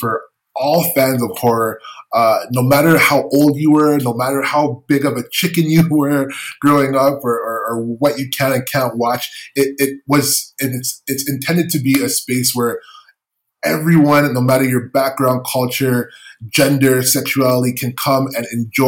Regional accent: Canada; as a Canadian

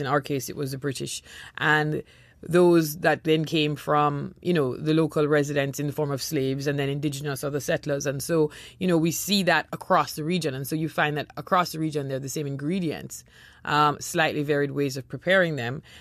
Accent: Jamaica; moved away; also born or lived in Trinidad; growing up in Jamaica, we lived in Trinidad for a number of years

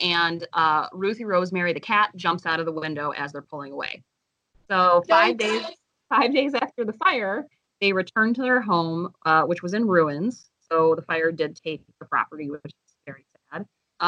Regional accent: Ohio, United States; we're from Ohio

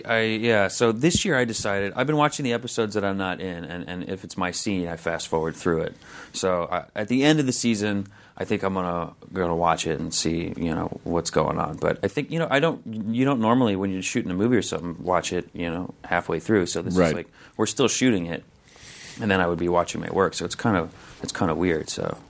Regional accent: St. Louis, Missouri, United States; Me? St. Louis, Missouri.

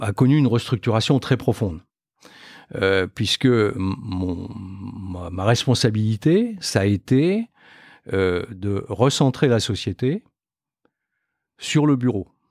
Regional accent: Metz, Grand Est, France; moved away as an adult; also born or lived in Nancy / Clermont-Ferrand; je suis originaire de Metz, en Moselle

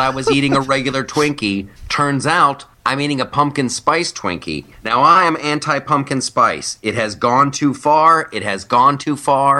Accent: United States; I'm American.

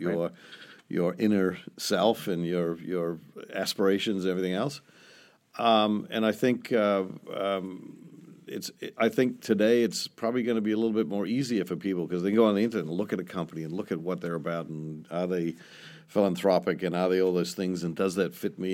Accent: New Zealand; moved away; I'm from New Zealand

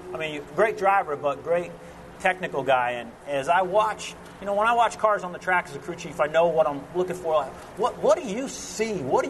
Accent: United States; we growing up in New Jersey, Pennsylvania

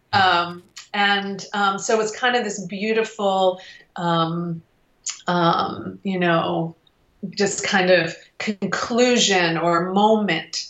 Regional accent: Detroit, Michigan, United States; I was from Detroit

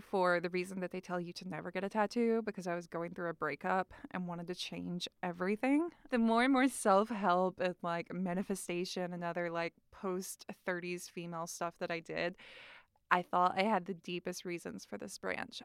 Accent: North Carolina, United States; moved away; I'm from North Carolina, and the state flower is dogwood, and also I'm from the Bible Belt, born and raised

